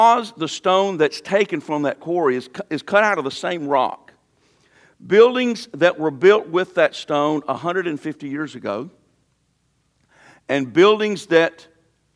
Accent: North Carolina, United States; moved away as an adult; now in Missouri, United States; my beautiful home state of North Carolina

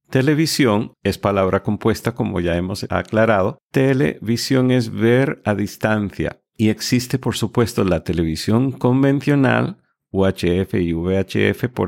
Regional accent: United States; yo soy de los Estados Unidos y la nacionalidad indicada y el gentilicio de los que hemos nacido en este país eh, nos llamamos estadounidenses

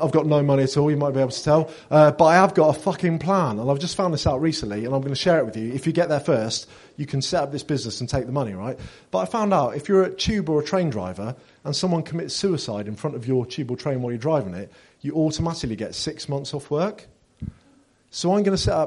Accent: Bath, South West England, United Kingdom; I'm from Bath, down the road.

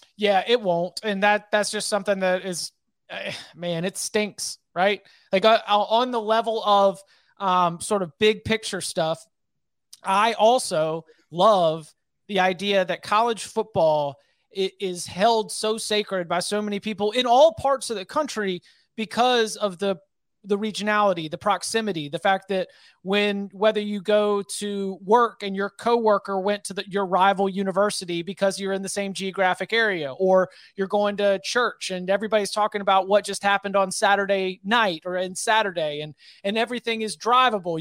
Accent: North Carolina, United States; I'm, I'm based in North Carolina. I was born in North Carolina.

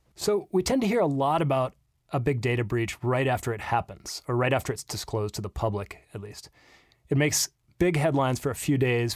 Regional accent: United States; I'm American

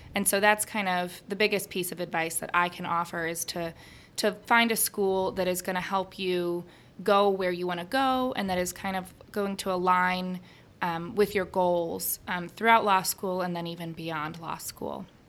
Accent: Chicago, Illinois, United States; moved away as an adult; now in St. Louis, United States; I'm from Chicago

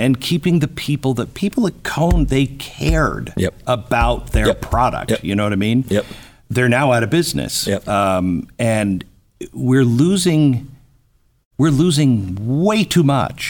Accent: West Coast, United States; moved away; I grew up on the West Coast.

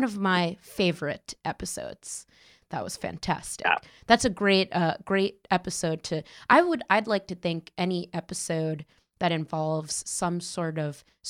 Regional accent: Connecticut, United States; moved away as an adult; now in New York, United States; I was born in New York, but I spent my formative years in Connecticut and then moved back to New York 12 years ago

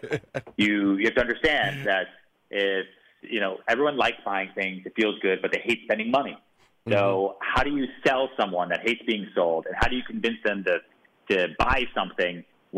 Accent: Houston, Texas, United States; born there; Oh, man. I was born in Houston, Texas.

